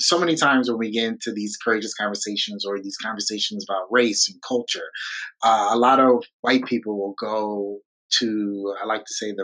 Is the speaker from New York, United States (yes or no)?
yes; New York, United States; I'm from New York